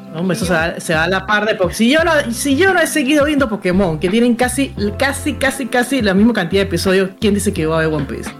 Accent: Panama City, Panama; yo soy panameña. Panameña, ciudad de Panamá, mi abuela de Guararé

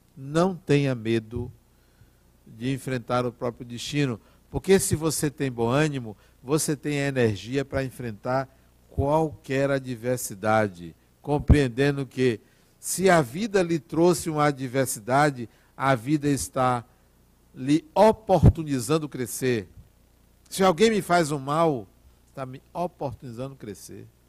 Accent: Brazil; Eu sou brasileiro

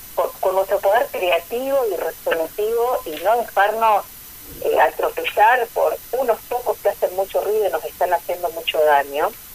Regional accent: Argentina; como argentinos

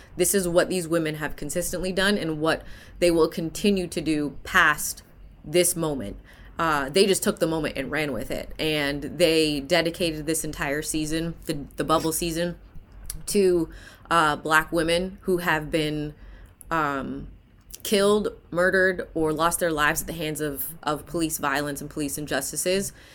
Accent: Hamilton, Ontario, Canada; moved away; I'm a Canadian native, born and raised in Hamilton, Ontario.

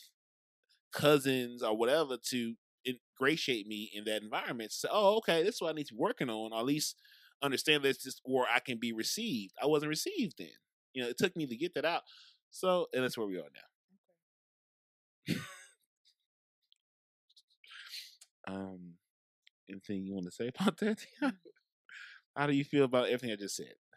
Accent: St. Louis, Missouri, United States; also born or lived in Brentwood, Missouri; I grew up by WashU, Skinker, Delmar area. And then I went to school in Brentwood

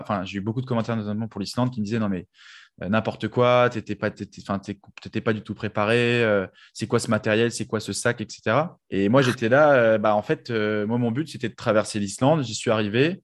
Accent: Paris, Île-de-France, France; moi, en tant que Parisien

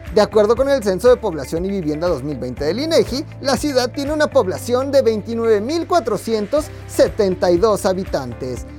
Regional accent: Tula, Hidalgo, Mexico; Yo soy de Tula. Soy tuleño

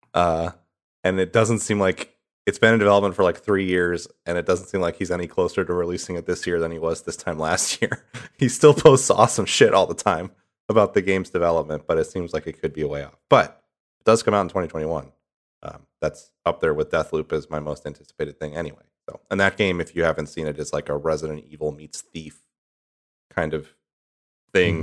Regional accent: Midwest, United States; moved away; I'm from the Midwest

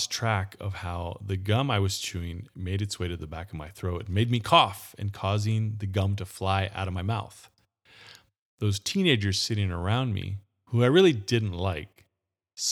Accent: Gilroy, California, United States; my hometown of Gilroy, California

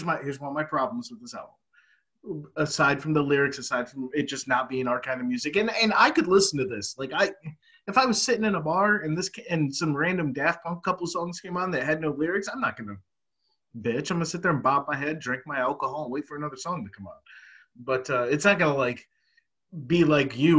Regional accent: United States; as an American overseas

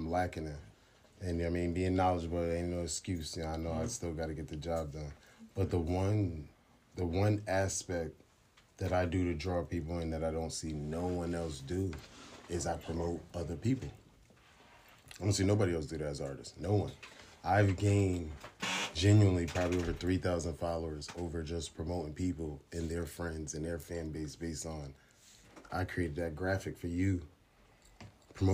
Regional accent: Springfield, Massachusetts, United States; I'm from Springfield

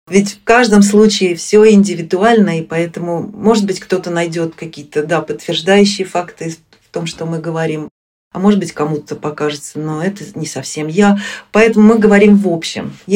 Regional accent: Moscow, Russia; moved away as an adult; now in Sweden; на родине, то есть в Москве, в Москве я из Москвы, я не живу уже с 94 -го года

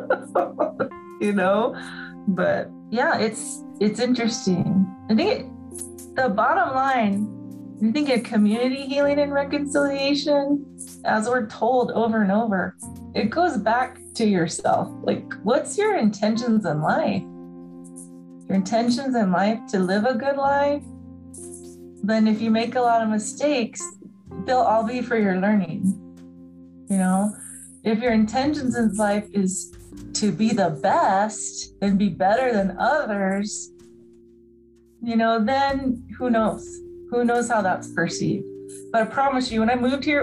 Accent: Southern California, United States; moved away as an adult; also born or lived in Navajo Nation; I grew up in Southern California

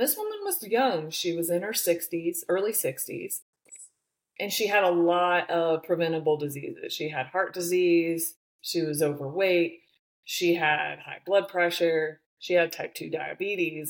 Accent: the Midwest of the United States, United States; I grew up in the Midwest of the United States. I'm definitely a small town girl

